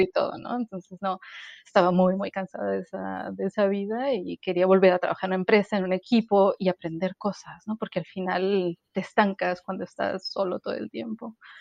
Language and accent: Spanish; Mexican northern border, northern Mexico, Mexico; moved away; crecer en la, frontera es un poco, es, es muy singular